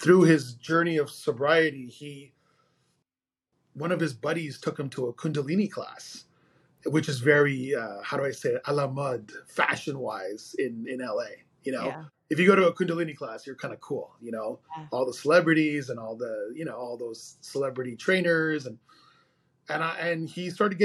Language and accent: English; Montreal, Quebec, Canada; I'm born and raised in Montreal, Canada